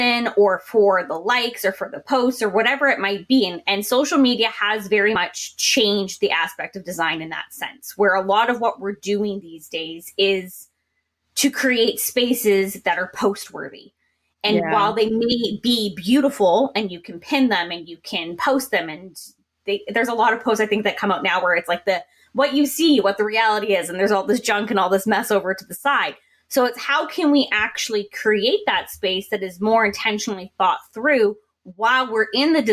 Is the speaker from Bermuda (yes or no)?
no; Canada; I'm from Canada, but you know, North America as well